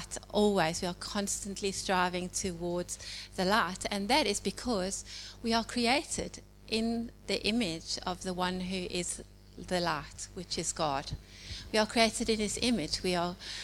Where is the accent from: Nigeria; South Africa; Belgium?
South Africa; moved away as an adult; now in Edwardstown, Australia; as you can hear probably from my accent, I'm originally from South Africa